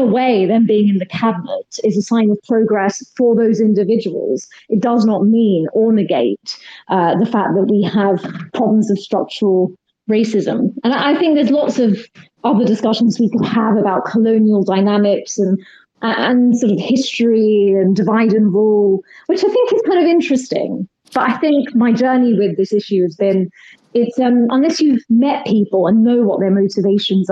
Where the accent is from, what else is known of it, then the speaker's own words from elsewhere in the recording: United Kingdom; I'm Indian. My parents are from Kenya, India. I was born and brought up here.